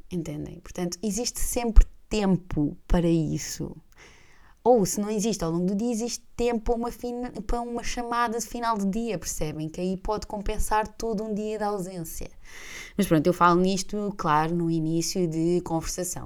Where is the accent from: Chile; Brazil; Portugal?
Portugal; Gaeiras, Centro; now in Lisbon, Portugal; Eu sou natural de Gueiras, ou seja, que é uma terra, eu chamo-lhe eu chamo sempre a Terrinha, mas a verdade é que é uma vila e é a, hum, a vila mais desenvolvida dentro do Conselho uh, de Óbidos